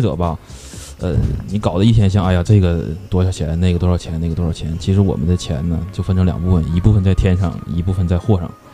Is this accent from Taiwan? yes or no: no; China; 我们中国人